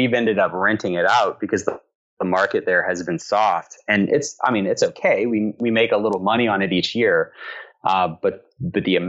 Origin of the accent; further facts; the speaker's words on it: Alabama, United States; moved away as an adult; now in Atlanta, United States; I'm from Alabama originally, and my wife, who is from Connecticut, was very good natured about living in my hometown for 6 years